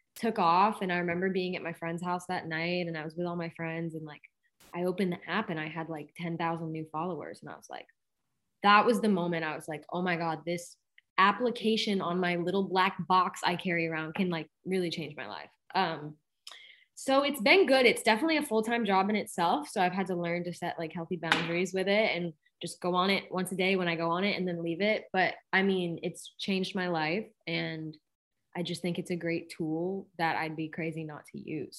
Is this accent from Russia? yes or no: no; Boston, Massachusetts, United States; moved away; go back to my hometown